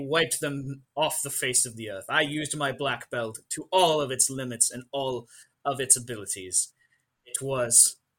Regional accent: Ireland; seeing as I must, as an Irish person, know the history of all things Ireland.

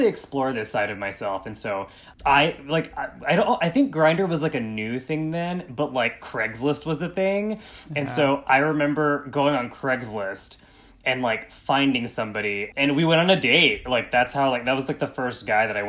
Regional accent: East Tennessee, United States; grew up in a very conservative, very white, small town in East Tennessee

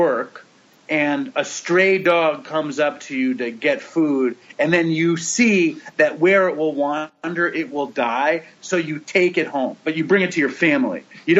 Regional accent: New York City, New York, United States; I grew up in Manhattan.

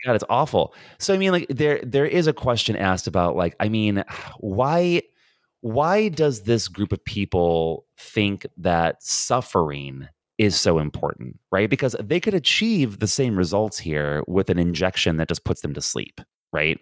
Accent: United States; moved away as an adult; now in Ireland; I'm an American

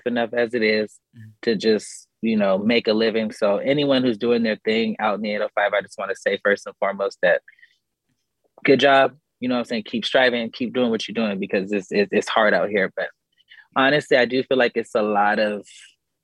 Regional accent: California, United States; I'm from Cali

